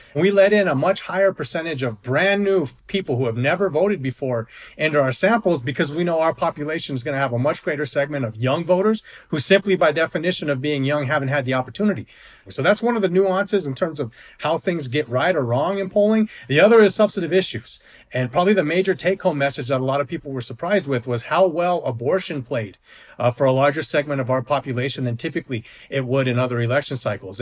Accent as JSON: {"language": "English", "region": "New Mexico", "country": "United States", "tie": "born or raised there", "said": "my home state of New Mexico"}